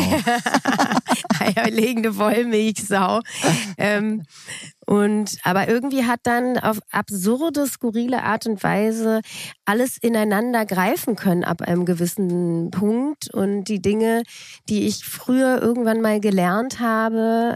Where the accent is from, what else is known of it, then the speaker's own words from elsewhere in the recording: Berlin, Germany; also born or lived in Munich / Frankfurt; Ich bin mit drei Jahren nach Berlin gekommen.